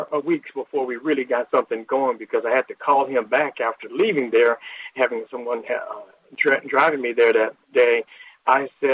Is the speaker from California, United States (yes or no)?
no; Lake Charles, Louisiana, United States; now in Texas, United States; I'm from Lake Charles, Louisiana, originally